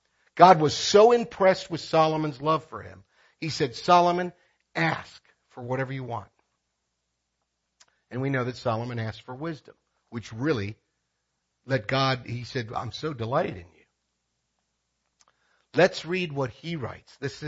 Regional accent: Philippines; I want to be very careful here because this is my home country. When I speak about this in the Philippines, it's not a big problem because divorce is illegal in the Philippines.

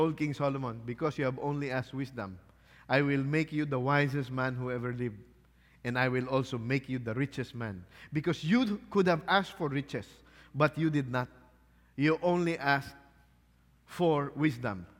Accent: Philippines; I'm Filipino

